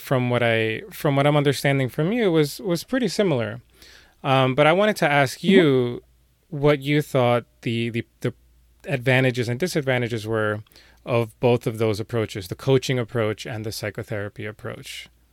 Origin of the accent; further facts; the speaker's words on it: New York City, New York, United States; I'm from New York City